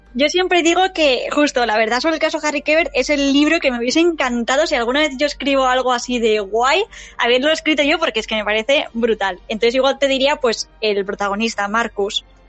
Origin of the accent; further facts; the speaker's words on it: San Sebastián, Basque Country, Spain; soy de San Sebastián